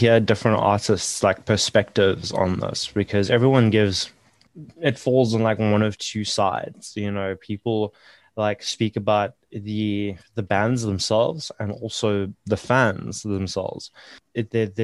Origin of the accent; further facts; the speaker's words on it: Johannesburg, Gauteng, South Africa; now in Durban, South Africa; I'm originally from Joburg